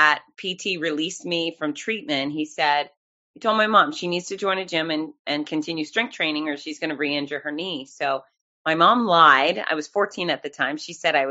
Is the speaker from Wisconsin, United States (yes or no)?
no; Fort Lauderdale, Florida, United States; now in Gainesville, United States; OG, Fort Lauderdale. Grew up there, came up to Gainesville, Florida for college